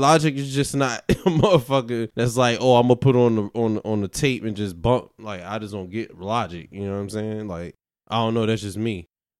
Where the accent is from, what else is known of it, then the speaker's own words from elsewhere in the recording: New York, United States; accent: New York; And then I get the New York shit because of my, like, I guess my accent